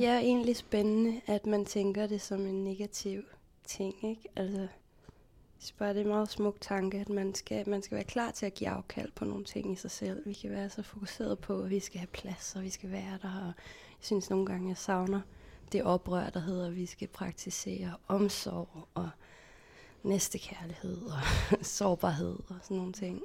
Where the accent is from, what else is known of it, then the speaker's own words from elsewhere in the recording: Copenhagen, Capital Region of Denmark, Denmark; Jeg er 32 år, jeg kommer fra København